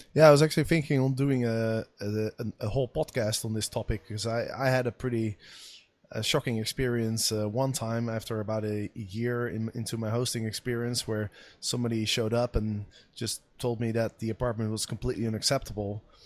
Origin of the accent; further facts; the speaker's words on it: Amsterdam, North Holland, Netherlands; here in my hometown of Amsterdam, where I am staying right now